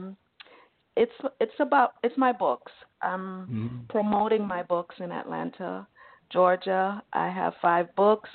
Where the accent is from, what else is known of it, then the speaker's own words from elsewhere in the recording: Jamaica; I'm from Jamaica